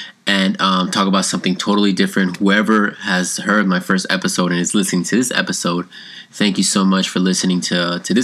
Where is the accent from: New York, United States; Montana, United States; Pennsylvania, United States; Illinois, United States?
New York, United States; New York City; moved away as an adult; also born or lived in Colombia (parents); now in South Carolina, United States; I was born in Queens, New York, and I was raised there till I was about 17, 18-ish